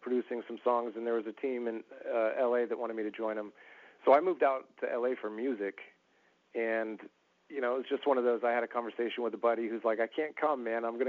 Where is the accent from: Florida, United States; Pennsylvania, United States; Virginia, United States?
Florida, United States; Florida Panhandle, United States; I grew up mostly in the South, in the Northwest Panhandle of Florida